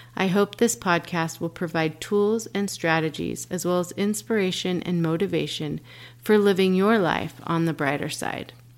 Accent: Dallas, Texas, United States; Born and raised in Dallas, Texas.

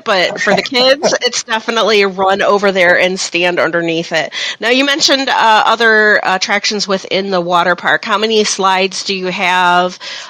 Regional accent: Norwalk, Ohio, United States; I'm from Norwalk, which is south of Sandusky, but you always come to Sandusky to do things, right?

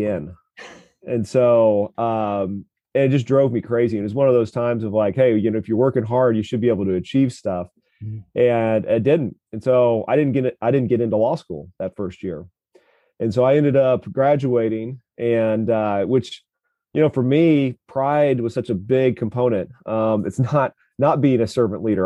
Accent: Kansas City, Missouri, United States; I grew up just in South Kansas City

